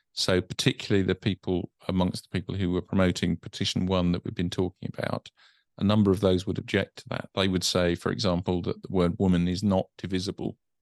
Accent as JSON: {"language": "English", "country": "United Kingdom", "said": "being British"}